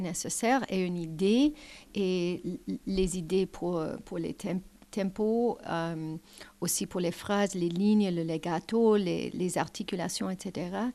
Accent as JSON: {"language": "French", "country": "Canada", "second_language": "French", "said": "je suis canadienne de la nature"}